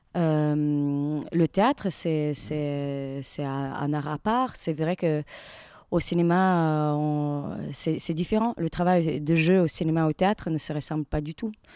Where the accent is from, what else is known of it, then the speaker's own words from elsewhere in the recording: Latvia; French is a second language; moved away as an adult; now in France; j'ai eu mon équivalent de bac en Lettonie, c'est de là que je viens